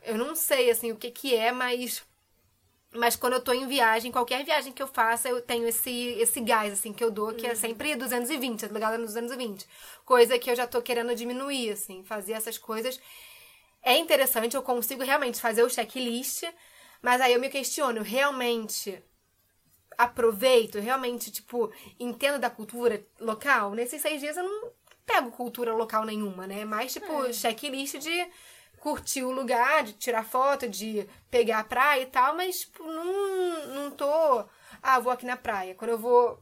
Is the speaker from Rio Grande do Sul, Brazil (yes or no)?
no; Rio de Janeiro, Brazil; moved away as an adult; also born or lived in England; eu sou do Rio, né? É freguesia, alô, Jacarepaguá